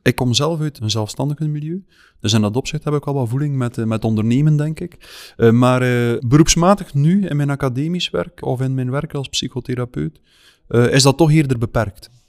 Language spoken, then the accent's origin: Dutch; West Flanders, Belgium; moved away as an adult; now in Meigem, Belgium; Wel, ik ben van West-Vlaanderen afkomstig, maar ik ben nu uitgeweken tot vlak over de grens met Oost-Vlaanderen